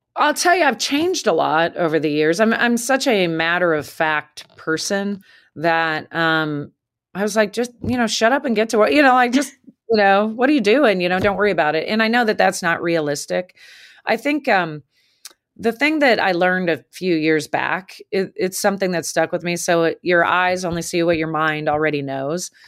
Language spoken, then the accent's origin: English; the West, United States; moved away as an adult; also born or lived in Massachusetts; now in Lexington, United States; I was coming from the West, real chill